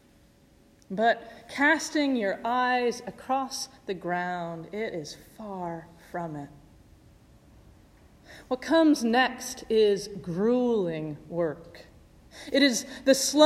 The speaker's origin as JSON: {"language": "English", "region": "Midwest", "country": "United States", "tie": "born or raised there", "moved": "yes", "said": "Growing up in the Midwest"}